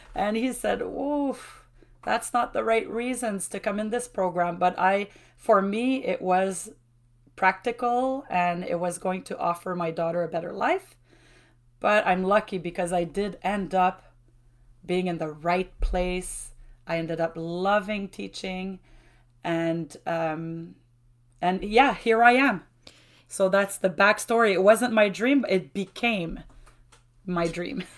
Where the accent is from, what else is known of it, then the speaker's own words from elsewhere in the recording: Shawinigan, Quebec, Canada; first language French; English is a second language; also born or lived in Trois-Rivières; I was born in Grand Mer. And this is where I grew up till, um, the age of nineteen